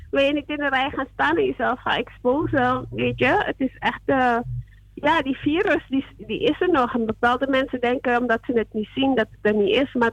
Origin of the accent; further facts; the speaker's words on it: New York, United States; Zo, ik, eh, ik woon, ik ben van New York, maar ik ben eh, even in Texas aan het werken.